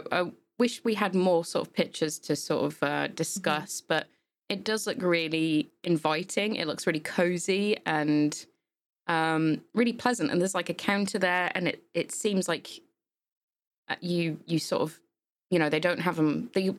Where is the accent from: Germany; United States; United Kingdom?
United Kingdom; England; growing up in England as well, like, you know, you've got places like Ann Summers